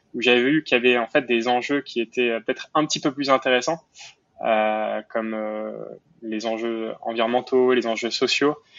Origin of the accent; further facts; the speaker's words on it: Montreal, Quebec, Canada; also born or lived in Paris, France; j'ai déménagé à Montréal quand j'avais quand j'avais 8 ans, euh, donc Montréal au Canada